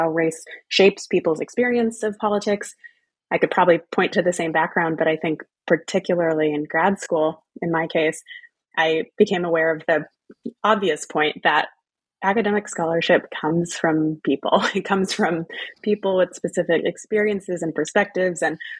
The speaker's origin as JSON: {"language": "English", "region": "Texas", "country": "United States", "tie": "born or raised there", "also_born_or_lived": "Louisiana / New England / United Kingdom", "said": "In my case, that's family roots in Louisiana, growing up in Texas, going to college in New England, and going to the UK for grad school."}